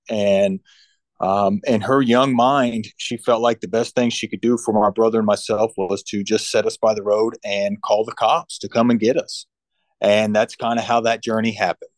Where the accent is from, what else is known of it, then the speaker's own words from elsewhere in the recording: Central Illinois, United States; moved away as an adult; also born or lived in Hampton, Virginia / Florida; I'm from Central Illinois